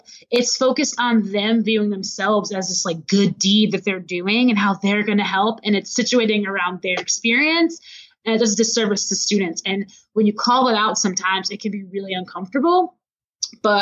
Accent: Macomb, Michigan, United States; now in Chicago, United States; my hometown, Macomb, Michigan

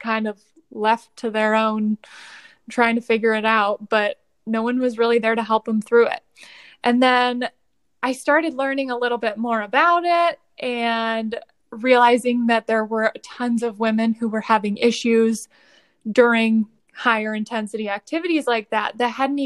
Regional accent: Toledo, Ohio, United States; moved away as an adult; also born or lived in Columbus, Ohio; now in Cincinnati, United States; I am originally from Toledo, Ohio

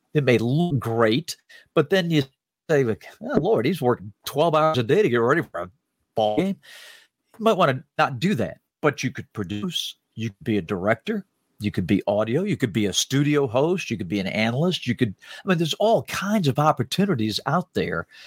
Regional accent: Salisbury, North Carolina, United States; my story growing up in Salisbury, North Carolina

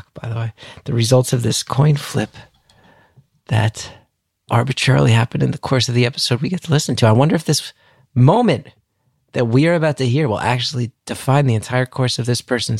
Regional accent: New Jersey, United States; I'm from North Jersey

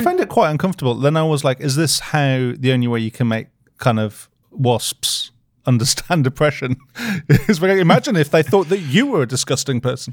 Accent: United Kingdom; speaking as a British person, like, we don't see the sun that much

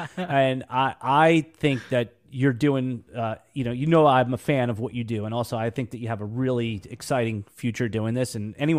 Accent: New York, United States; now in Jacksonville, United States; Yeah, no, I'm a New Yorker, native New Yorker, and obviously, the last decade, the 10 years, I live in Jacksonville, Florida.

